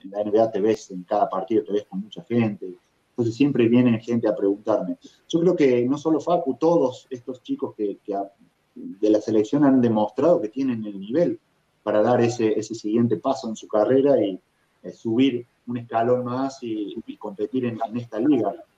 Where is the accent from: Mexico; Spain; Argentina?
Argentina; moved away as an adult; also born or lived in Europe; now in Minneapolis, United States; haber vivido en tantos lugares diferentes desde que salí de Argentina